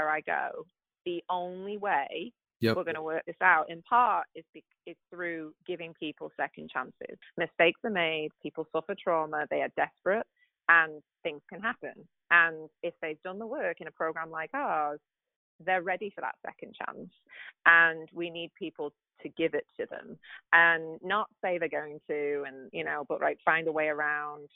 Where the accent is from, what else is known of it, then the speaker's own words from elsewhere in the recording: the north of England, United Kingdom; now in United States; I'm from England. Yep. the north, so I don't speak the Queen's English